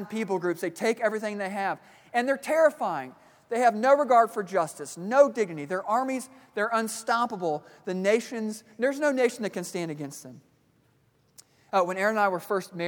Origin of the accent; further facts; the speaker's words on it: Kansas City, Missouri, United States; moved away; I grew up in Kansas City, Missouri